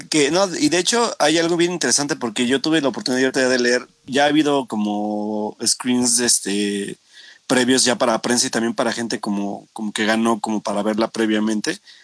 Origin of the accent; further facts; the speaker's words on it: Mexico; como mexicano